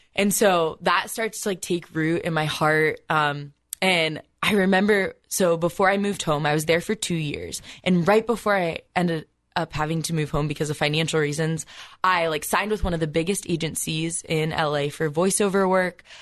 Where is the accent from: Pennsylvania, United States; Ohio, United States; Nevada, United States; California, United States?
Ohio, United States; Columbus; I grew up in a Catholic family, you know, pretty close to just in Columbus.